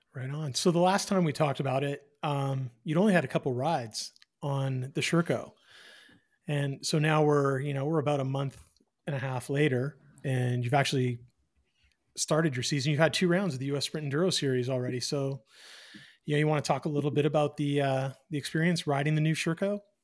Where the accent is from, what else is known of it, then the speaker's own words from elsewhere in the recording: Eastern Canada, Canada; moved away; I am from the East